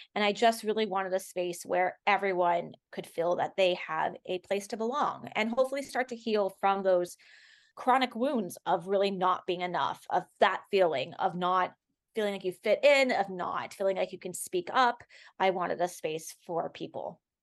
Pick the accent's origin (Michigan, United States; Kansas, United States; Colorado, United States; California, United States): California, United States; Los Angeles; growing up in Los Angeles